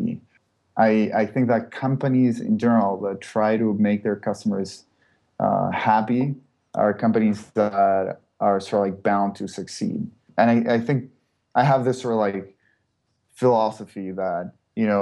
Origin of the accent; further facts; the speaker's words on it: Chile; moved away as an adult; now in San Francisco, United States; I'm originally from Chile